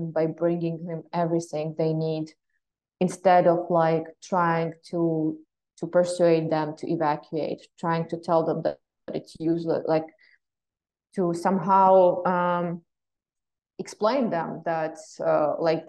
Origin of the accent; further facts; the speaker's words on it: Western Ukraine, Ukraine; I come from Western Ukraine